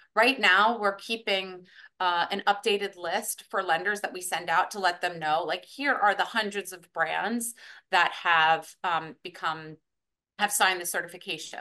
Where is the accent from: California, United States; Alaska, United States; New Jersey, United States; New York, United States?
New York, United States; was born in New York